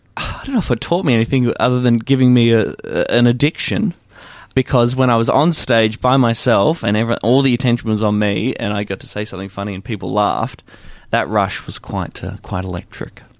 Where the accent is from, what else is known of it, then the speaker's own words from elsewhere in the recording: Warrnambool, Victoria, Australia; a little kid growing up in Warrnambool